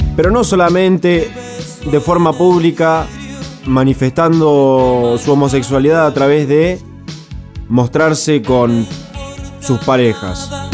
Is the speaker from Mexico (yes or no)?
no; Argentina; nos han marcado como argentinos